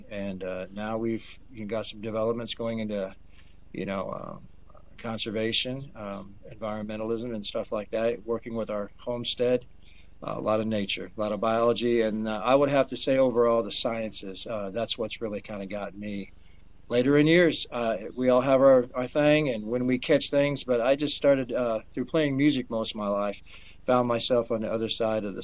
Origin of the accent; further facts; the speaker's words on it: Detroit, Michigan, United States; also born or lived in Danville, Indiana; I was born actually in uh, Danville, Indiana. I was raised in Detroit, uh, Michigan.